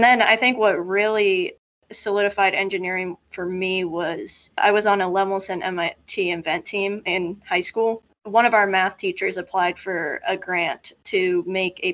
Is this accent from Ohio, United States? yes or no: yes; Columbus, Ohio, United States; moved away as an adult; now in Cincinnati, United States; I'm originally from Columbus, kind of grew up in Columbus all my life